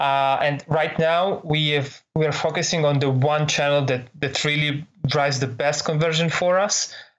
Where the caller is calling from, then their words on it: San Jose, California, United States; right now I'm calling you from San Jose in California.